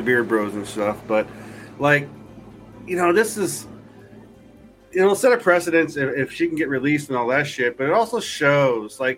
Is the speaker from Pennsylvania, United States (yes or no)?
no; New Jersey, United States; now in Washington, United States; When I was growing up in Jersey